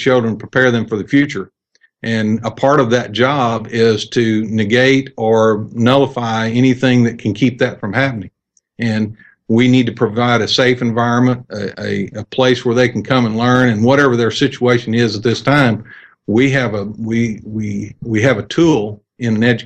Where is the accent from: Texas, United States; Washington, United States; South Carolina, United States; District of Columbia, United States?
Texas, United States; also born or lived in Wills Point, Texas / Lindale, Texas; I grew up in Clear Creek School District south of Houston